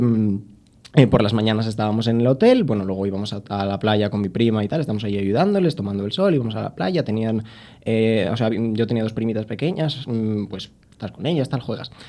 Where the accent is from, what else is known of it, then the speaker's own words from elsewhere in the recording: north of the Cantabrian Mountains, Spain; siendo del norte de la cordillera cantábrica